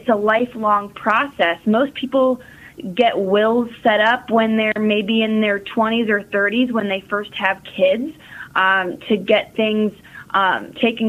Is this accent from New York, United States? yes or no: no; Kenton, Ohio, United States; also born or lived in Grandview, Ohio; I'm originally from Kenton, Ohio